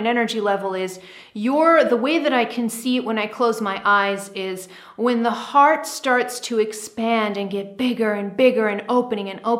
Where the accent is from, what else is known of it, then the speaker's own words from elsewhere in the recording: United States; I'm American, so I'm tuned in to the American collective consciousness a lot.